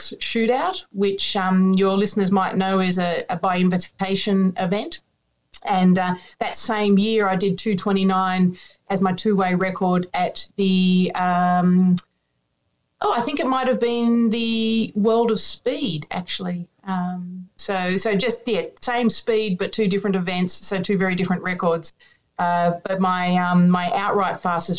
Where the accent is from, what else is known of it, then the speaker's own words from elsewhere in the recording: Australia; even in Australia, we talk kilometers